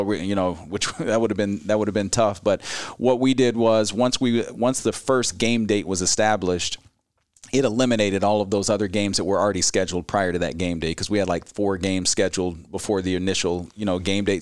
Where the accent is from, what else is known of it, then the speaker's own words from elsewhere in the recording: Gainesville, Florida, United States; moved away as an adult; now in Ames, United States; I grew up in Gainesville, Florida